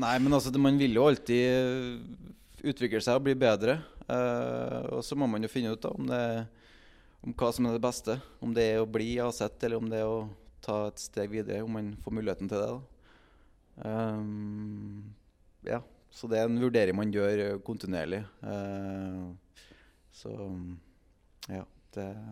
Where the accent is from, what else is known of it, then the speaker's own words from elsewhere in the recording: Trondheim, Trøndelag, Norway; moved away as an adult; Jeg er fra Trondheim